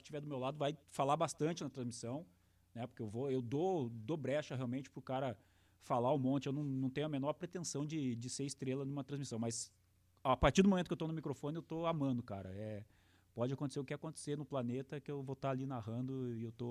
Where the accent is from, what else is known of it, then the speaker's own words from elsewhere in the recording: Ponta Grossa, Paraná, Brazil; born there; now in Cascavel, Brazil; sou nascido em Ponta Grossa, hoje moro em Cascavel já há 20 anos.